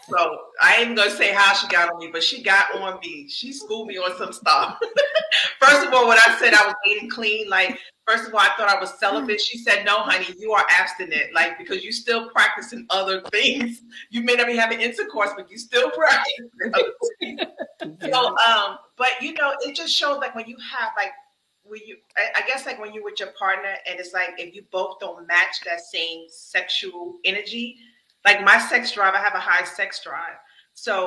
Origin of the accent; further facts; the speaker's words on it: the North, United States; I'm from the North